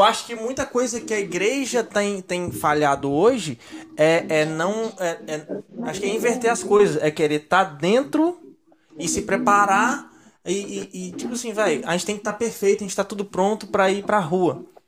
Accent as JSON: {"language": "Portuguese", "region": "Minas Gerais", "country": "Brazil", "said": "eu sou de Minas"}